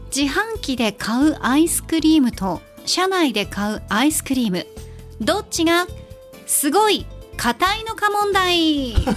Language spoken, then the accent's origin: Japanese; Nagasaki, Japan; 長崎で育った私